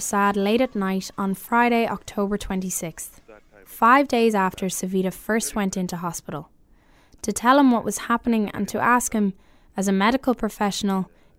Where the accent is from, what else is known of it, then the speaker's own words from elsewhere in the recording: Ireland; moved away; As an Irish woman